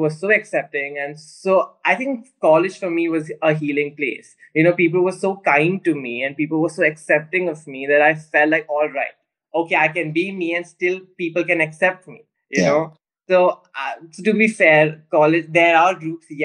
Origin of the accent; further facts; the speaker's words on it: Pune, Maharashtra, India; Yes, I am from Pune.